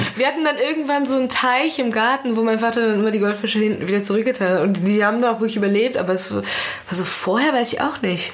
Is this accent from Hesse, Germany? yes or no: yes; Frankfurt, Hesse, Germany; also born or lived in Iran; im Raum Frankfurt zum Beispiel, wo ich aufgewachsen bin